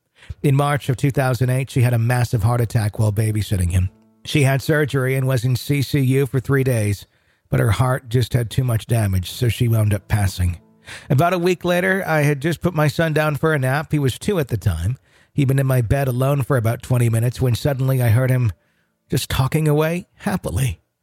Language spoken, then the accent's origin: English; Arkansas, United States; moved away as an adult; now in North Carolina, United States; We moved from my home state of Arkansas to North Carolina at the very end of 2013.